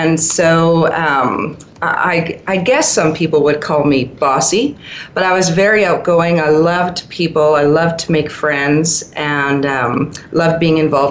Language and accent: English; Vancouver, British Columbia, Canada; moved away as an adult; now in Calgary, Canada; I grew up in Vancouver, British Columbia, in Canada.